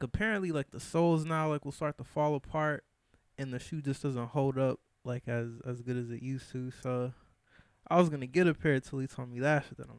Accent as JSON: {"language": "English", "town": "Grand Rapids", "region": "Michigan", "country": "United States", "said": "Originally, where I'm from Grand Rapids, Michigan."}